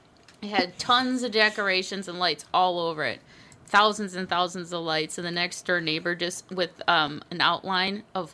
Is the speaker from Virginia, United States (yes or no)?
no; Minnesota, United States; I am from Minnesota.